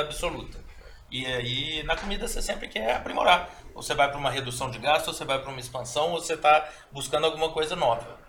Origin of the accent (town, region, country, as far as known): Belo Horizonte, Minas Gerais, Brazil; born or raised there; also born or lived in Mariana